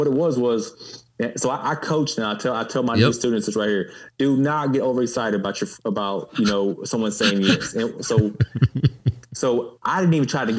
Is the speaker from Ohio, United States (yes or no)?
no; Baldwyn, Mississippi, United States; moved away as an adult; growing up in Baldwin, Mississippi.